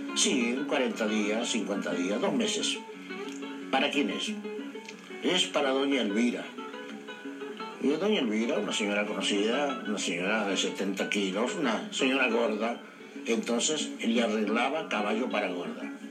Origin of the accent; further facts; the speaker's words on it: Pergamino, Buenos Aires Province, Argentina; Nací en el campo, nací a, 30 kilómetros de ese pueblo